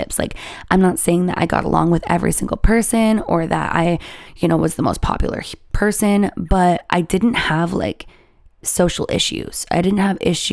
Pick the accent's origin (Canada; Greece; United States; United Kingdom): Canada; I'm Canadian